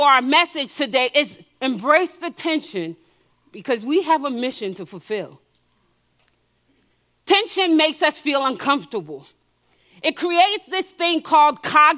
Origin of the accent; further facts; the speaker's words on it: New Jersey, United States; also born or lived in Haiti; I was born in Haiti and I grew up in New Jersey